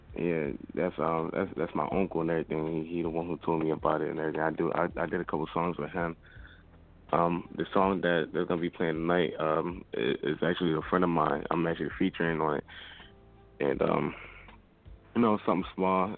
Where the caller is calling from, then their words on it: Pottstown, Pennsylvania, United States; I'm calling from Pottstown